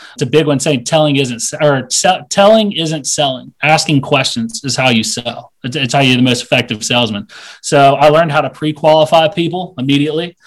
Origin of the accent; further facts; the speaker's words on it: Asheville, North Carolina, United States; moved away as an adult; I'm from Asheville, North Carolina